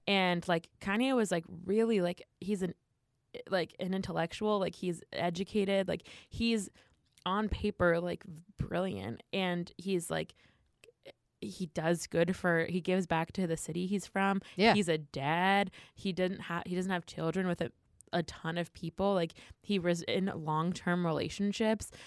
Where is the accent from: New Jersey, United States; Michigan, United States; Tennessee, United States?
New Jersey, United States; I'm very Jersey